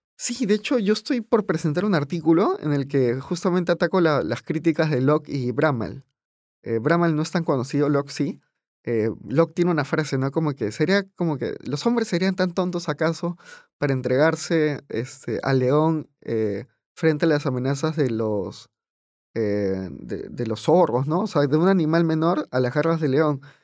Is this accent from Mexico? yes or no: no; Peru